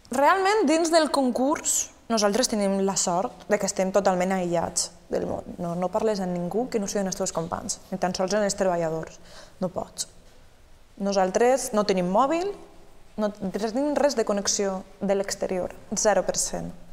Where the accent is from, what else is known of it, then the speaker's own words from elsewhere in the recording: Beniarrés, Valencian Community, Spain; el meu poble